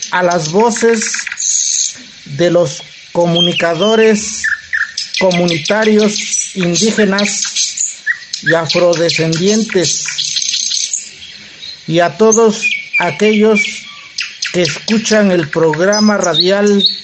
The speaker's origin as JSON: {"language": "Spanish", "town": "Cuyamecalco Villa de Zaragoza", "region": "Oaxaca", "country": "Mexico", "tie": "born or raised there", "said": "yo soy originario, nativo de Cuyamecalco, Villa de Zaragoza."}